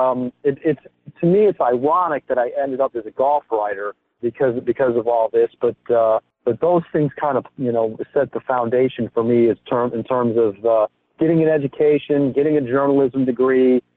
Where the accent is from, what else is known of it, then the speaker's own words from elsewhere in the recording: outside of Chicago, Illinois, United States; in the town I grew up outside of Chicago